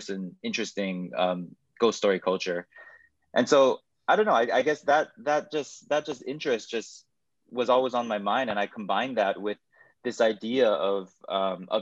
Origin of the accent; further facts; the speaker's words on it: Hawaii, United States; growing up, born and raised in Hawaii